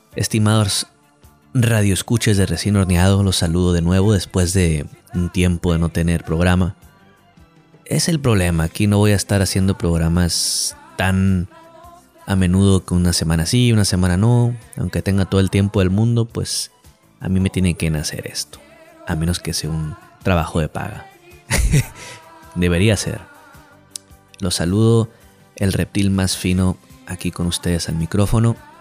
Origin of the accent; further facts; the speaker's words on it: Culiacán, Sinaloa, Mexico; also born or lived in Mazatlán; Este es mi último mes en Culiacán. Mi último mes viviendo aquí en mi ciudad natal.